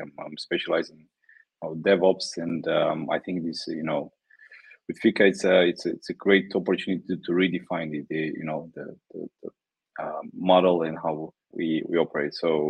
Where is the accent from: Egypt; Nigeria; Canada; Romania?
Romania; I'm originally Romanian.